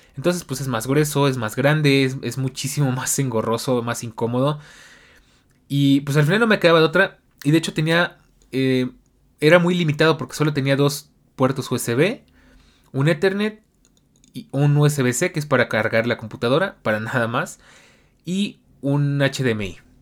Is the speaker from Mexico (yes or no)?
yes; Mexico; mi país